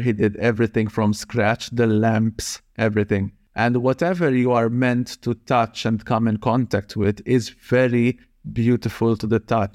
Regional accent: Malta; I was born and raised in Malta

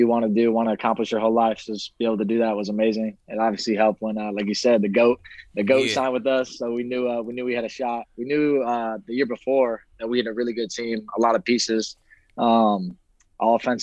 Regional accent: Chicago, Illinois, United States; moved away as an adult; also born or lived in Ohio; now in Tampa, United States; I'm from Chicago. Went to school in Ohio

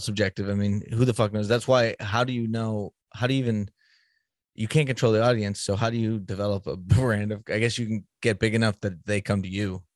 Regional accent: Boston, Massachusetts, United States; moved away; I'm from Boston originally

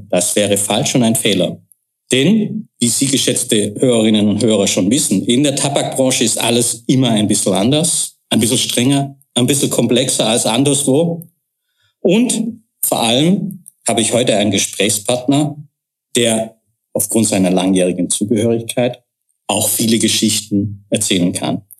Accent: Germany; Ich glaube, selbst ich als Deutscher habe das herausgehört.

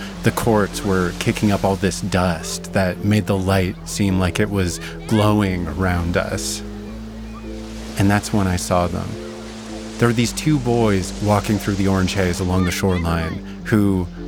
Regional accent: Vernon, British Columbia, Canada; I was a teenager growing up in Vernon, British Columbia, Canada

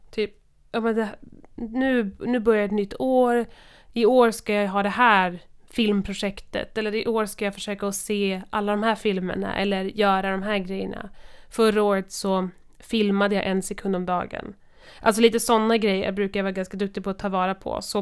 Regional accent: Kiruna, Norrbotten County, Sweden; jag kommer från Kiruna.

